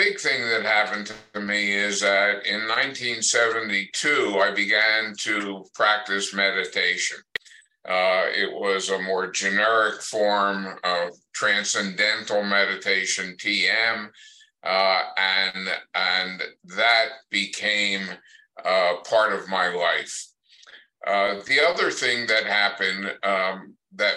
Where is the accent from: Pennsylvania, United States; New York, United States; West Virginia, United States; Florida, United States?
Pennsylvania, United States; moved away as an adult; now in New Mexico, United States; went back to my home state of Pennsylvania